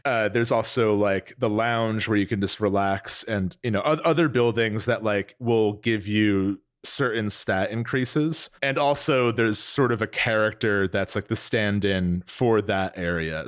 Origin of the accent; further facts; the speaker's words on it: New Jersey, United States; we're from North Jersey